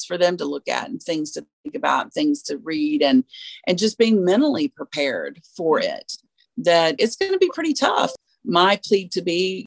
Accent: the South, United States; we are from the South

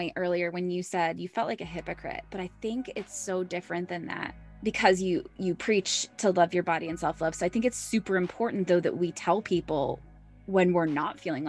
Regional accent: United States; as an American woman

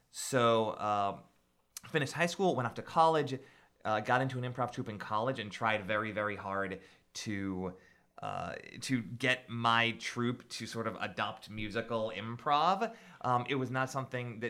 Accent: Wayland, Massachusetts, United States; I grew up right in the neighborhood. I grew up out in Wayland

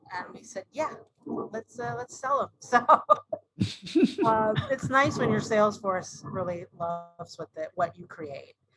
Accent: Dayton, Ohio, United States; I grew up in Dayton, Ohio, where the Wright brothers were from.

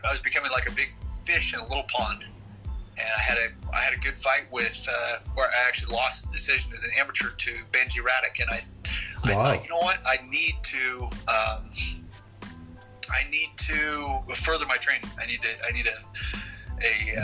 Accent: Bend, Oregon, United States; moved away as an adult; also born or lived in Rio de Janeiro State, Brazil / Southern California; Here in my hometown of Bend, Oregon, in Kempo Karate

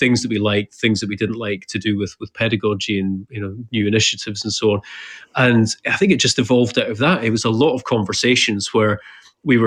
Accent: Edinburgh, Scotland, United Kingdom; moved away as an adult; also born or lived in Dubai; I'm from Edinburgh and I was very happily settled

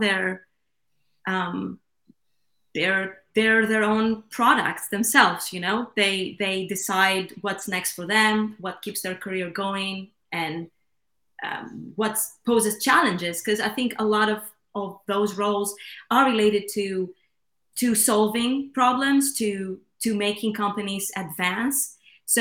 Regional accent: Athens, Attica, Greece; I come from Greece. I was born and raised in Athens

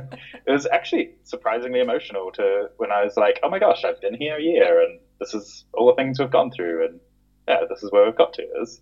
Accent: New Zealand; moved away as an adult; also born or lived in London; now in Germany; I'm originally from New Zealand. I grew up in a very small town. My parents have a farm, and it's in the middle of the North Island, so halfway between Auckland and Wellington.

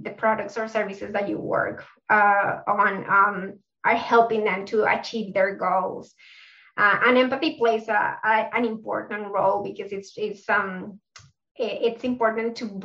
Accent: Bogotá, Colombia; accent: South American; English is a second language; moved away as an adult; now in Melbourne, Australia; My accent is from South America, so I'm from Colombia. I was born in Bogota, Colombia, but I've been living in Melbourne for 9 years now

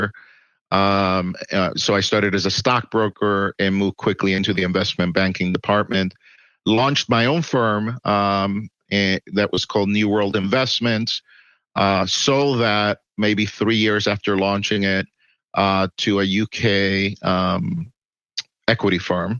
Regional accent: Puerto Rico; moved away as an adult; also born or lived in New York City, United States / Miami, United States; now in Texas, United States; I was born in New York City in Manhattan. And I lived in New York City until I was 10. Then I lived in Puerto Rico until I was 19

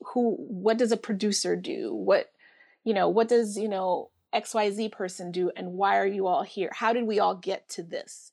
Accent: Bridgeport, Connecticut, United States; moved away as an adult; also born or lived in Bronx, New York / Philadelphia; when I was a baby, we moved to Bridgeport, Connecticut

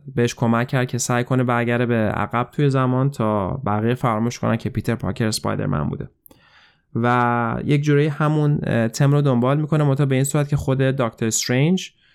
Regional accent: Iran

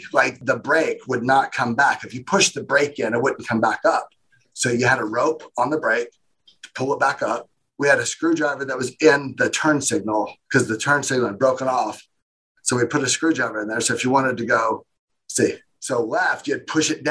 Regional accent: Indiana, United States; also born or lived in Nashville, Tennessee; I grew up in Indiana

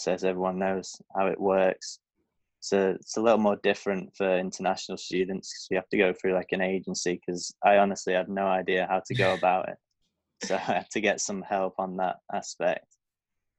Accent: Blackpool, North West England, United Kingdom; I'm from Blackpool, England.

